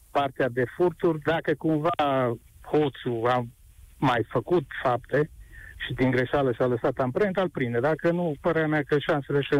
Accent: Mediaș, Sibiu County, Romania; eu sunt din Mediaș, în zona și Mediașului

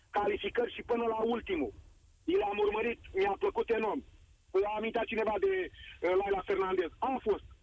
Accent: Romania; noi ca români să nu o Adică să nu blamăm.

